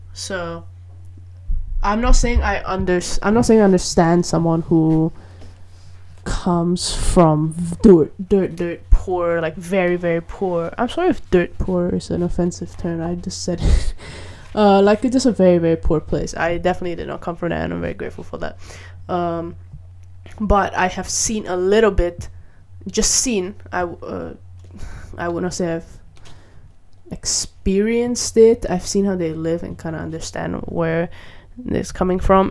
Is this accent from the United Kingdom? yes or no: no; Malaysia; I grew up in Malaysia